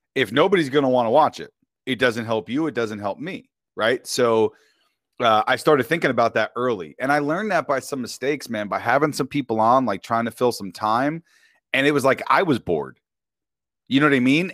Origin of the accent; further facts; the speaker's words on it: New York, United States; also born or lived in Westchester County, New York; now in Temecula, United States; I'm born and raised in New York, and I'm Italian